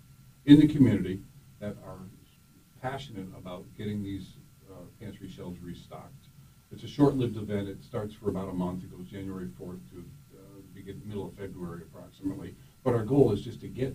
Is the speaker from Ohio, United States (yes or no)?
no; Rotterdam, New York, United States; I grew up in Rotterdam, Schenectady County